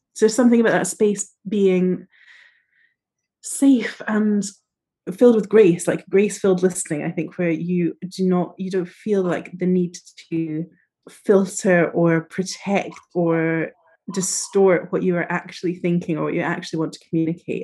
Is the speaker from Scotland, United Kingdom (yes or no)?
yes; northeast coast of Scotland, United Kingdom; moved away as an adult; also born or lived in Edinburgh; now in London, United Kingdom; I was brought up in the northeast coast of Scotland, very, very northeast coast, and then have moved slowly down